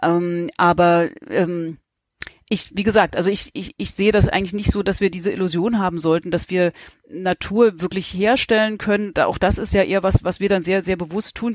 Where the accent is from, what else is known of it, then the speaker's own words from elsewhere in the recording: East Germany, Germany; in Ostdeutschland, wo ich herkomme